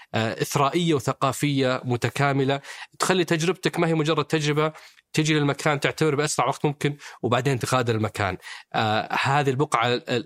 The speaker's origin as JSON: {"language": "Arabic", "country": "Saudi Arabia", "said": "كلنا كسعوديين"}